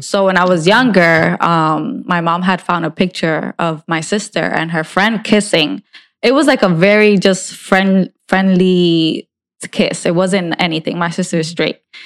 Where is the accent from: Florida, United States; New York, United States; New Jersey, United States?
New Jersey, United States; I'm from North Jersey, and in North Jersey, there's a lot more things